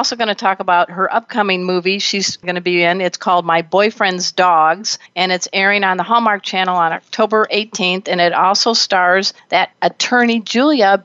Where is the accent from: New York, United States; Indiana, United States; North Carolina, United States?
Indiana, United States; Crown Point; moved away; there's another Hoosier in the house. Yep, I'm from Crown Point